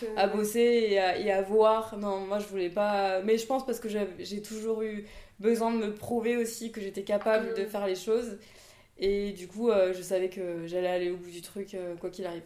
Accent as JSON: {"language": "French", "town": "Saint-Pierre", "country": "Réunion", "tie": "born or raised there", "also_born_or_lived": "Toulouse, France", "moved": "yes", "said": "Je suis née en métropole, à Toulouse. Et je suis venue habiter à La Réunion, j'avais 8 ans. Avec ma mère et ma sœur. Et euh, bah, du coup, j'ai grandi à Terre Sainte euh, jusqu'à mes 22 ans."}